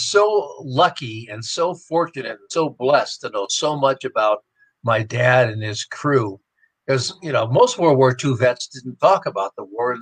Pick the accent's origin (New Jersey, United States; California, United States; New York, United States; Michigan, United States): California, United States; Pasadena; I was born in Pasadena, California, raised in that area